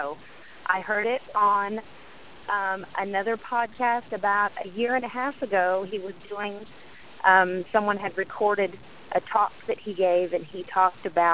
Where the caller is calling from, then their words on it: Houston, Texas, United States; I'm calling from Houston, Texas